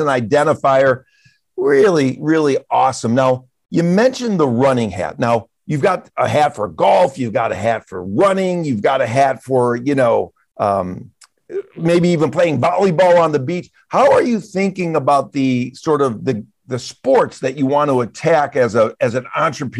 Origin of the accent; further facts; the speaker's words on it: Michigan, United States; I'm from Michigan.